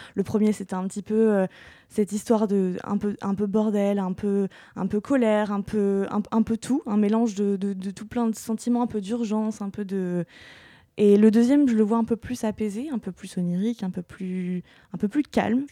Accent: Normandy, France; Je suis normande

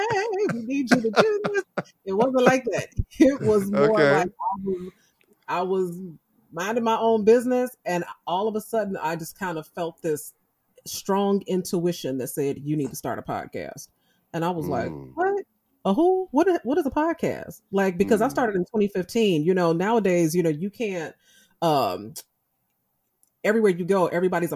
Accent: Chicago, Illinois, United States; I grew up in Chicago

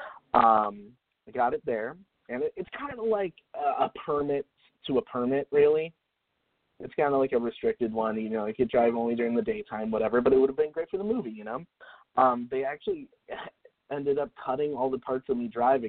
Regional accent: Florida, United States; now in Los Angeles, United States; I grew up in Florida

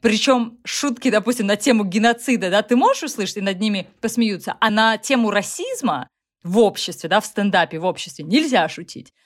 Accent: Russia; now in United States; мне с моим российским сознанием

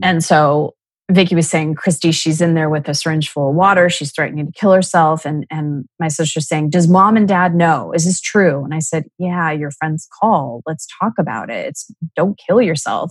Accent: Scottsdale, Arizona, United States; I was born and raised in Scottsdale, Arizona

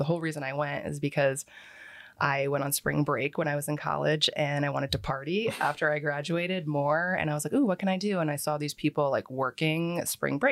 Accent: Philadelphia, Pennsylvania, United States; also born or lived in Plantation, Florida / New Jersey; now in Cape Coral, United States; I'm from there because that's where I grew up and spent most of my time

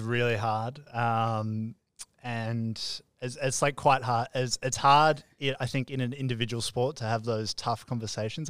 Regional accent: Melbourne, Victoria, Australia; moved away as an adult; now in Gold Coast, Australia; I grew up in Melbourne my whole life.

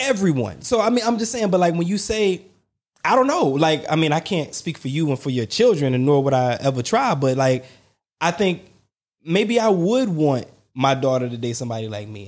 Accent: the South, United States; I'm from the South

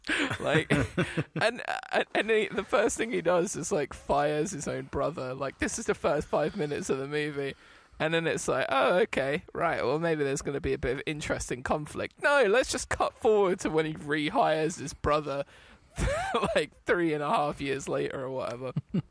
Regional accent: England, United Kingdom

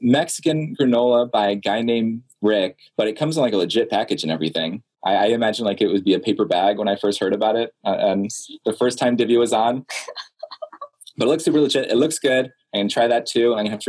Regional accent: Belgium; I grew up across the pond from you in Belgium.

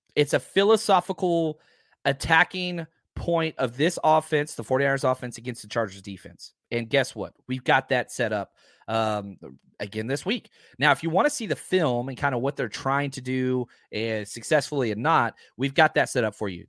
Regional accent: Dallas, Texas, United States; me growing up in Dallas

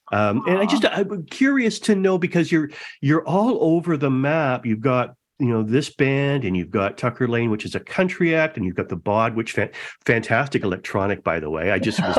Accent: Etobicoke, Ontario, Canada; I grew up in Etobicoke, 427 in Burnham Thorpe, but I've lived virtually every area in Toronto.

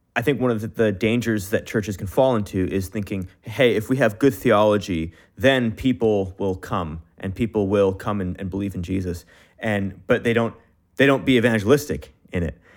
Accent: Canada; me as a Canadian, I only speak English

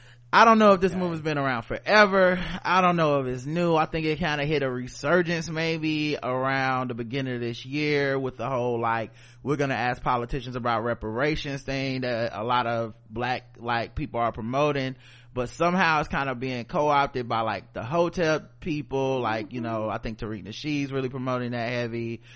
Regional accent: Beaumont, Texas, United States; I grew up in Beaumont, Texas, with a great petroleum plant. I mean, giant petroleum plant less than 5 miles from my mother's house and the college of the city.

